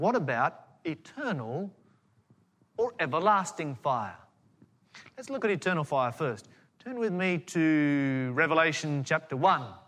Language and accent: English; Tasmania, Australia; I grew up in Tasmania